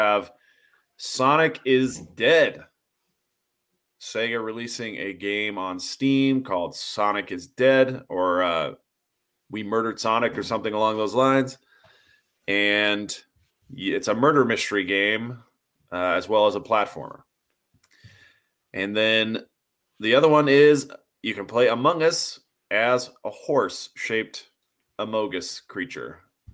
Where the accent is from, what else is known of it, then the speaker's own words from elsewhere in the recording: Mesa, Arizona, United States; That is my hometown.